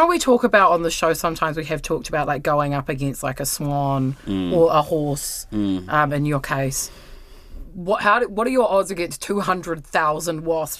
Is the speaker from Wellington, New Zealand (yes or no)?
yes; Wellington, New Zealand; I'm from Wellington.